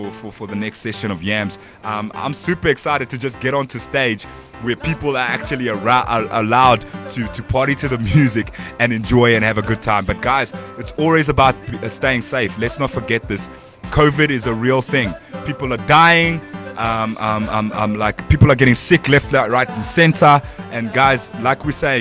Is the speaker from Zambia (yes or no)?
yes; Kitwe, Copperbelt Province, Zambia; now in South Africa; I'm from Zambia